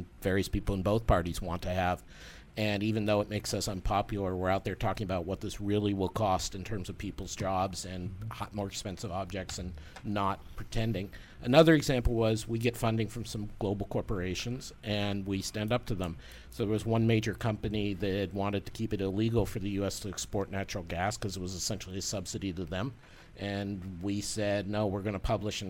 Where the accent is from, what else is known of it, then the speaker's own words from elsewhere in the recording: outside Boston, Massachusetts, United States; moved away; I grew up outside Boston